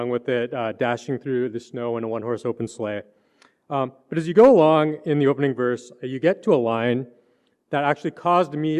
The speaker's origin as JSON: {"language": "English", "country": "Canada", "tie": "born or raised there", "said": "I grew up in Canada, and so even though like I'm a city boy, I grew up in a city"}